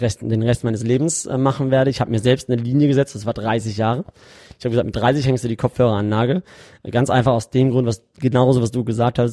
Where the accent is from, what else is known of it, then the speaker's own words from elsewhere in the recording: Karlsruhe, Baden-Württemberg, Germany; moved away as an adult; now in Dubai, United Arab Emirates; ich komme ursprünglich aus Karlsruhe und äh, habe mein, hab in, mein ganzes Leben eigentlich in Deutschland gelebt, bis vor fünf Jahren.